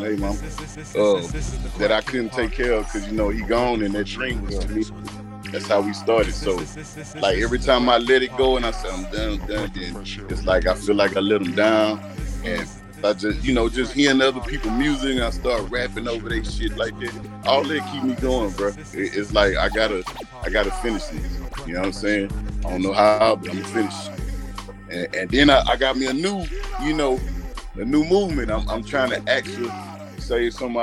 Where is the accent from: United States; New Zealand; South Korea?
United States; Beaumont, Texas; also born or lived in Houston, Texas; I was born in Houston, but I was raised in Beaumont